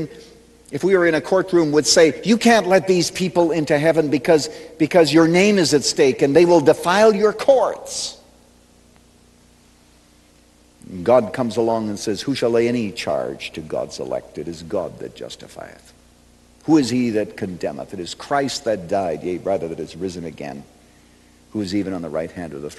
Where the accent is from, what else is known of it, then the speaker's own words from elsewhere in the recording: Chicago, Illinois, United States; I come from Chicago